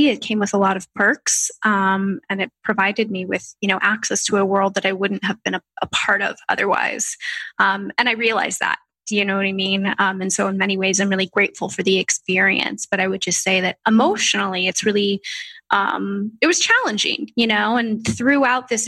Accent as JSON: {"language": "English", "area": "Orange County", "region": "California", "country": "United States", "said": "I was from Orange County, so it's an hour and a half from Los Angeles."}